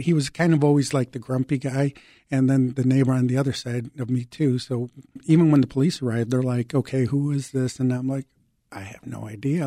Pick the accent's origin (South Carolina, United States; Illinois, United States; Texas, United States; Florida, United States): Illinois, United States; Chicago; English is a second language; also born or lived in Mexico; I was also an immigrant, so I came from Mexico. I was six years old, living in the um, Lakeview and Ravenswood Manor uh, neighborhoods here in Chicago. I didn't speak English